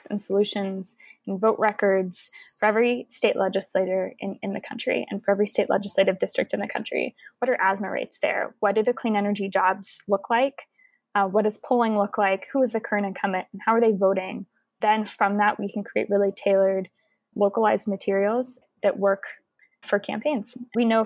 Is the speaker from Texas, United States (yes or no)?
yes; Houston, Texas, United States; I'm from Houston, Texas